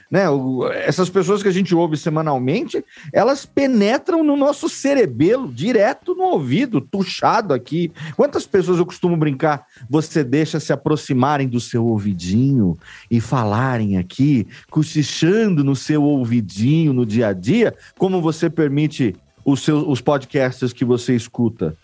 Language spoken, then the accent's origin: Portuguese; interior of São Paulo, Brazil; eu sou do interior aqui de São Paulo